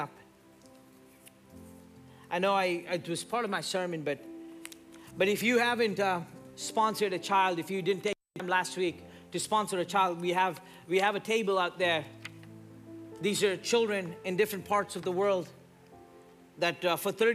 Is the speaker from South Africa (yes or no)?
no; India; moved away; I grew up in India